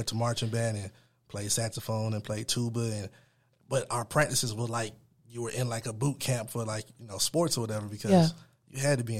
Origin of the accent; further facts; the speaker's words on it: Atlanta, Georgia, United States; also born or lived in Milwaukee; Well, I'm a native transplant, so I was born in Milwaukee, and I came to Atlanta when I was 5 years old.